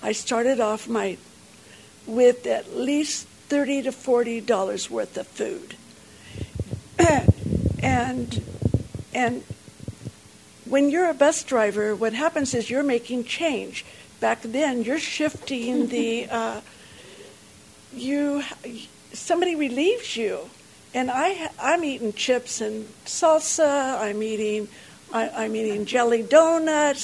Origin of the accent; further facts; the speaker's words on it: North Carolina, United States; I grew up in North Carolina